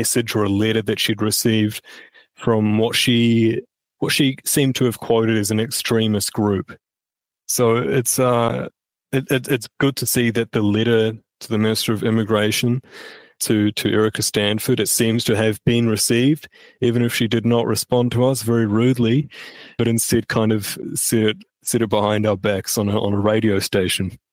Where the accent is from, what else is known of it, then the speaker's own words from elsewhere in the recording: New Zealand; having this history in New Zealand or ancestry in New Zealand, is that this really is my home